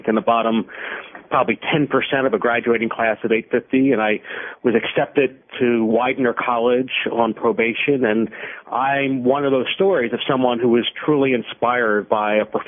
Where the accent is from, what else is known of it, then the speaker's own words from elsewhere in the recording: Philadelphia, Pennsylvania, United States; Sure. Well, I grew up in Philadelphia and thought I was going to be a professional baseball player.